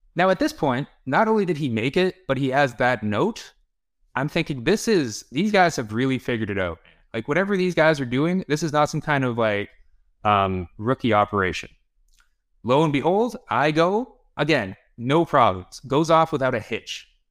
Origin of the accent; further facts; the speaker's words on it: Toronto, Ontario, Canada; also born or lived in Kyiv, Ukraine / Barrie, Ontario; I was four years old, and we moved to Toronto